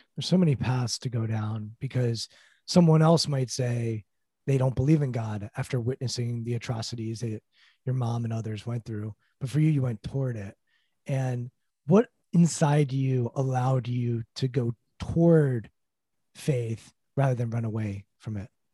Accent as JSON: {"language": "English", "town": "Washington", "region": "District of Columbia", "country": "United States", "said": "my hometown basketball team, the Washington Wizards"}